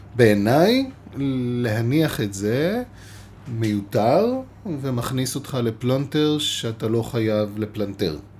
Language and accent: Hebrew; Israel; אנחנו גדלנו בישראל